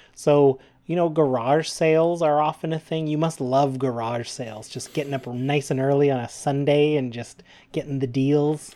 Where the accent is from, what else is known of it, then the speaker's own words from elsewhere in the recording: Canada; We're proud Canadian podcasters